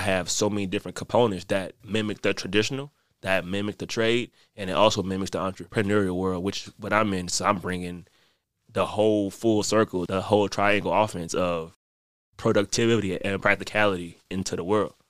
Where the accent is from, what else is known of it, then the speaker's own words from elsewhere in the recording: New Orleans, Louisiana, United States; Because I'm originally from New Orleans. My dad was in the military, so I went to go live with him. I went to four high schools in 4 years, right?